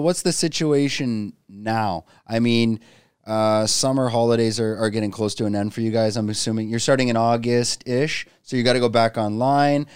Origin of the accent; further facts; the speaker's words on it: Canada; now in Phuket, Thailand; I'm a Canadian expat living in Phuket, Thailand